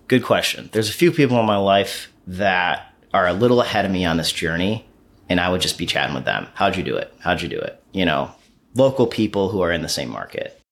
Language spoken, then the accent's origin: English; Pittsfield, Massachusetts, United States; moved away; Pittsfield, Massachusetts. It's my hometown. It's where I was born. Um, I moved away for a long time